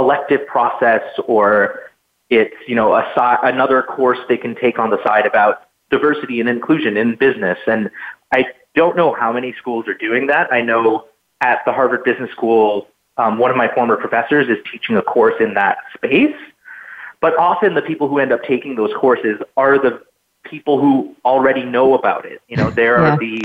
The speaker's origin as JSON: {"language": "English", "area": "a town outside Edmonton", "region": "Alberta", "country": "Canada", "tie": "born or raised there", "said": "I grew up in Northwestern Canada in a town outside of the city of Edmonton in Alberta"}